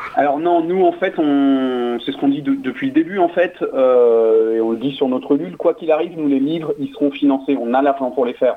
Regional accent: Toulouse, Occitania, France; moi je suis de Toulouse

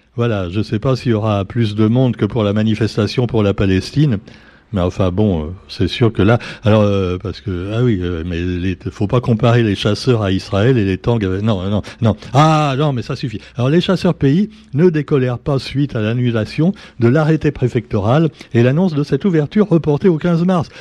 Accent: Paris, Île-de-France, France; moved away; moi-même je suis parisien de naissance

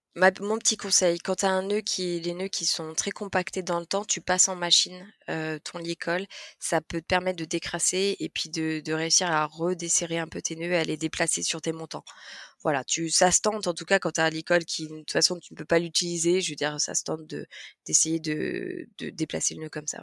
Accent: Lyon, Auvergne-Rhône-Alpes, France; nous on est, on est lyonnais, on a, on a des modes de vie urbains

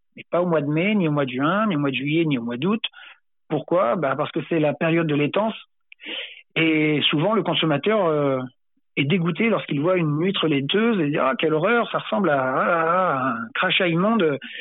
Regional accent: Sainte-Marie-de-Ré, Nouvelle-Aquitaine, France; quand j'étais gamin, en fait, à Sainte-Marie-de-Ré

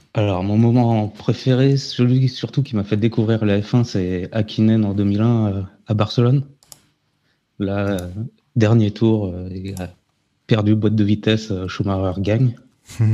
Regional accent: Normandy, France; je suis normand

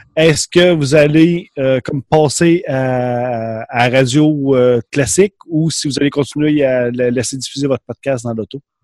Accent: Quebec, Canada; accent: Québécois

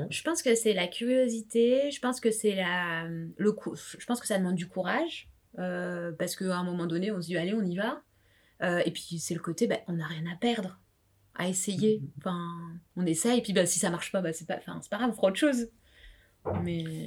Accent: France; also born or lived in La Réunion (family origin); j'ai grandi euh, dans un milieu euh, vraiment modeste. On était en banlieue

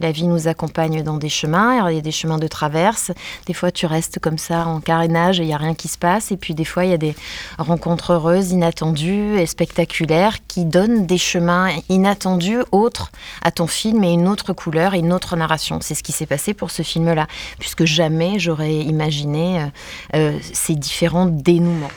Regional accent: Var, Provence-Alpes-Côte d'Azur, France; je suis du Var

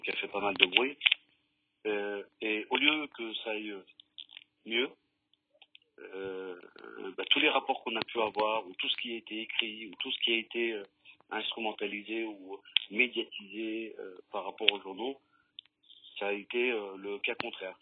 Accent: Lyon, Auvergne-Rhône-Alpes, France; Et nos parents, ils sont arrivés ici et on a grandi on a et on aime cette ville, on aime cette ville de cœur, on, on l'aime réellement parce qu'on est lyonnais

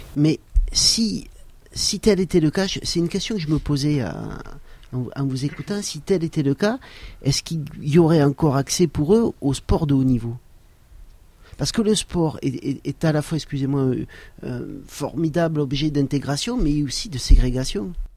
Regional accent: Saint-Girons area, Occitania, France; la montagne autour de Saint-Giron et, ça c'était aussi très bien puisque c'est un peu ma région d'origine

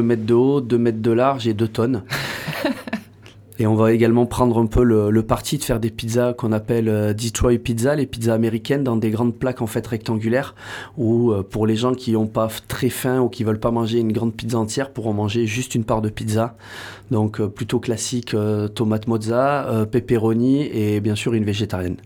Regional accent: Bayonne / Hossegor area, Landes, Nouvelle-Aquitaine, France; also born or lived in Pyrenees; je suis né à Bayonne. J'ai eu la chance de grandir la moitié de l'année ici, la moitié de l'année dans les, euh, dans les Pyrénées.

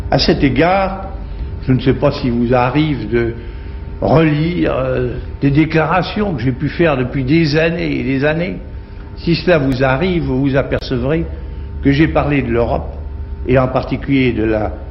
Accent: France; Du moment que je suis français, je suis européen

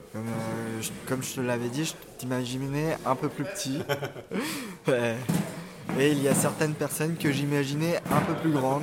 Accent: Nièvre, Bourgogne-Franche-Comté, France; Je viens de la Nièvre

